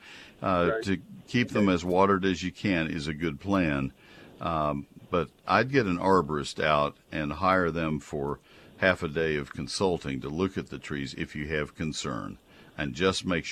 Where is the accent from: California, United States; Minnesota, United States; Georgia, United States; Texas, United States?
Texas, United States; College Station; moved away; I grew up in College Station